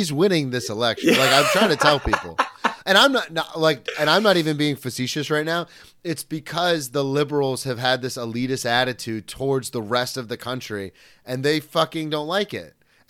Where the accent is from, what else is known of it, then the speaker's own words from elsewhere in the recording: the South, United States; now in New York, United States; when I came from the South to New York, I'm a storyteller.